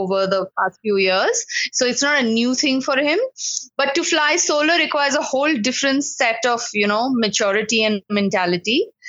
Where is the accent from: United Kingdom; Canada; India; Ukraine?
India; Mumbai, Maharashtra; I've grown up in Bombay